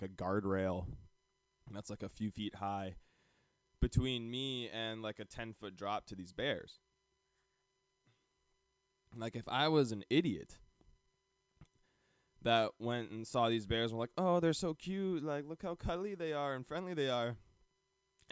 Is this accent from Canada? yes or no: yes; Calgary, Alberta, Canada; we grew up in Calgary, Canada